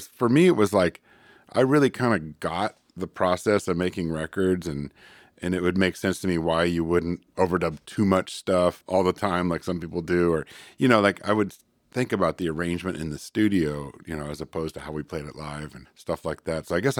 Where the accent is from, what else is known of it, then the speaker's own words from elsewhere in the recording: California, United States; moved away as an adult; also born or lived in Chico; now in Portland, United States; Northern California, actually.